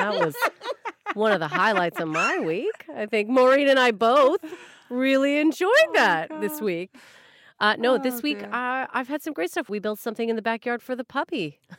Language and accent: English; Canada; I know, and I'm Canadian